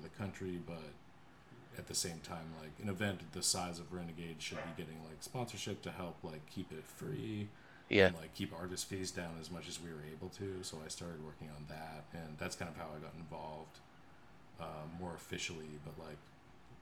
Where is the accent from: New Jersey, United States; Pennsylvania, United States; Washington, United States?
Pennsylvania, United States; Pittsburgh; moved away as an adult; now in Chicago, United States; I grew up in Pittsburgh, and then I also went to college at CMU in Pittsburgh.